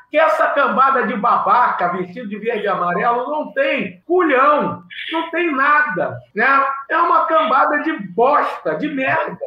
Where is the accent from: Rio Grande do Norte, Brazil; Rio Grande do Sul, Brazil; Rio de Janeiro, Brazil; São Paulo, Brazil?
Rio de Janeiro, Brazil; sou morador de Big Field, né? Campo Grande, bairro aqui do, do nosso querido Rio de Janeiro